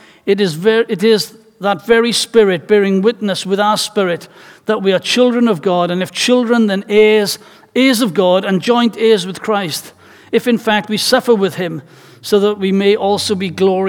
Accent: Wales, United Kingdom; as a Welshman whose life, culture, and tradition is rooted in music

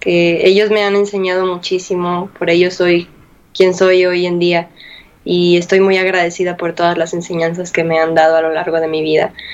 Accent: Mexico; vaya que disfruto utilizarlo con, con mucho orgullo de, de, sentir que soy mexicana, de, de, de, decir que soy mexicana.

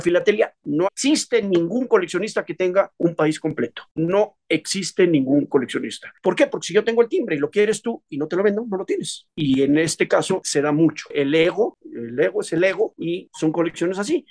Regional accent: Mexico; Yo soy mexicano

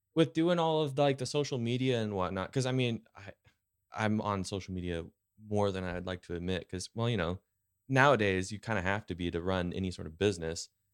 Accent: California, United States; now in Post Falls, United States; the California kid in me

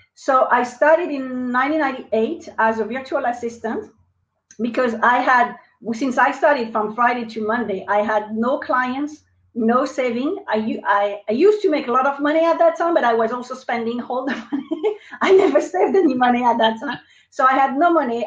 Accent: France; accent: French; English is a second language; moved away as an adult; now in United States; they will probably notice my accent. So I'm French. Uh, I moved to the United States in 2003

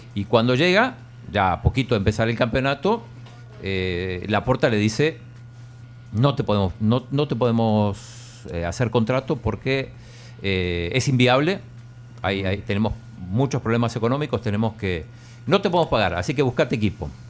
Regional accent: Balcarce, Buenos Aires Province, Argentina; De Valcarce, provincia de Buenos Aires

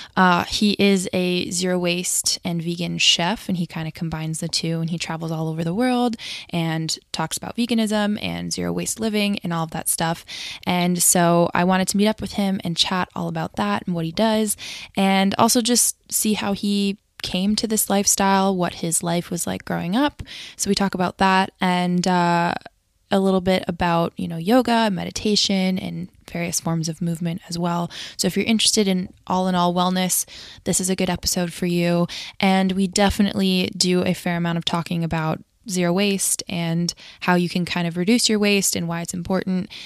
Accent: Connecticut, United States; you're from Connecticut, which is interesting, 'cause I am too

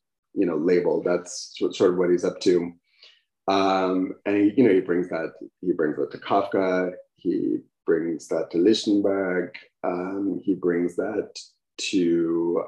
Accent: United States; as an American

